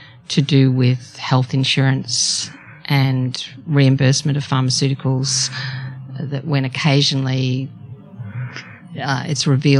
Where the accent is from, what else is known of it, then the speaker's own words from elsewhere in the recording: Melbourne, Victoria, Australia; also born or lived in Seattle; I'm from Melbourne. Yeah. I've lived most of my life in Melbourne